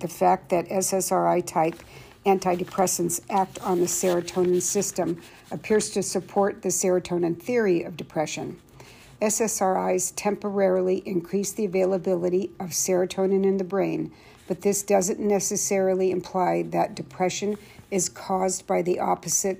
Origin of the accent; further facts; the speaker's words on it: Saratoga, California, United States; I was born and raised in Saratoga, California